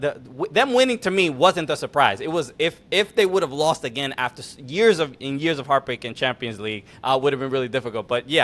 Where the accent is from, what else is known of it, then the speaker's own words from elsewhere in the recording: United States; as an American Everton fan